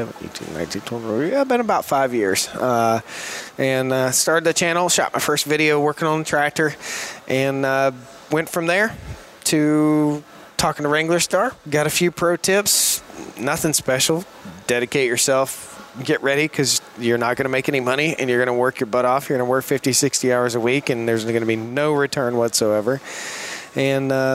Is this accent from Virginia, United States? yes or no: yes; Martinsville, Virginia, United States; I grew up in small town Virginia, a little town called Martinsville, Virginia